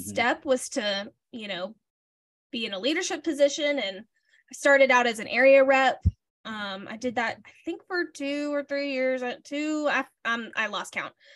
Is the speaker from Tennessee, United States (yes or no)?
no; Alabama, United States; moved away as an adult; now in Nashville, United States; I grew up in Alabama.